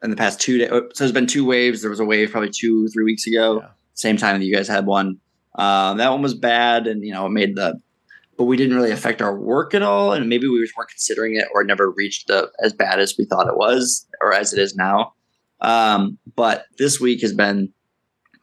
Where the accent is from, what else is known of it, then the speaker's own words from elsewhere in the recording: Michigan, United States; moved away; also born or lived in Tennessee; growing up in Michigan